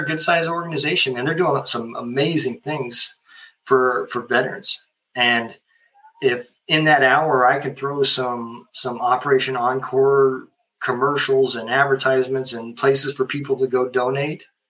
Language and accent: English; Lincoln, United States; moved away; I'm originally from Lincoln